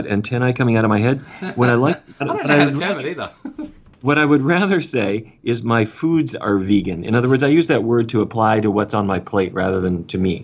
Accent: Fargo, North Dakota, United States; I grew up in Fargo, North Dakota, which is up near the Canadian border.

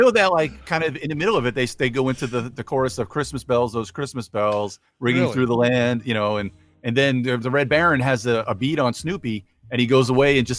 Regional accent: Long Island, New York, United States; I'm from Long Island

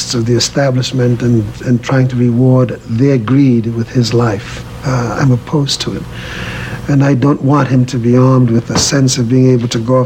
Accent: New York, United States; also born or lived in West Indies; I grew up in Harlem

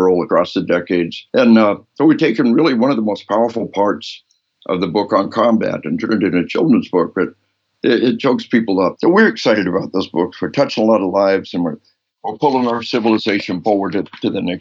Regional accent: Arkansas, United States; we are from Arkansas.

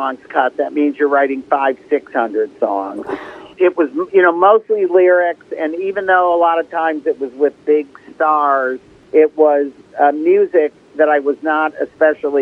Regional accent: Detroit, Michigan, United States; I grew up in Detroit when Motown was coming up

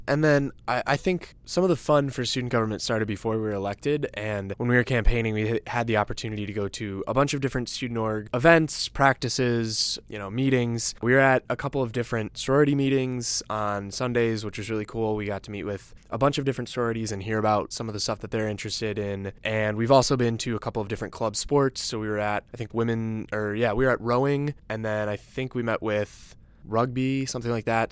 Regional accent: Downers Grove, Illinois, United States; I'm from Downers Grove, Illinois, a Chicago suburb.

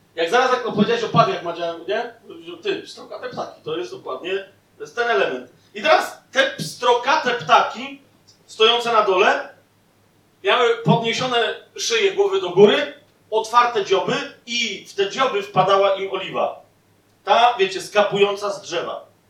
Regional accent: southern Poland, Poland; sam jestem z południa i moja żona też

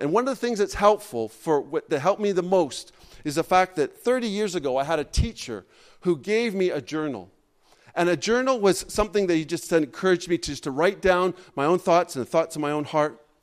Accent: Canada; I'm a Canadian

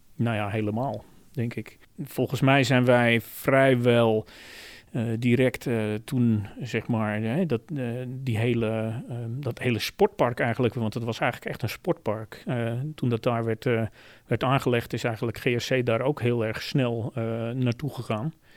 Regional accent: Zeelandic Flanders, Netherlands; moved away as an adult; now in Hilversum, Netherlands; in Zeeuws-Vlaanderen, waar ik vandaan kom

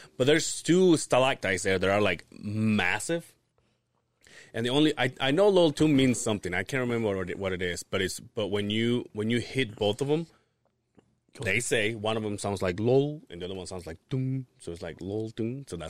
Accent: Loltun caves area, Yucatán, Mexico; moved away; So, right there, that's in my hometown.

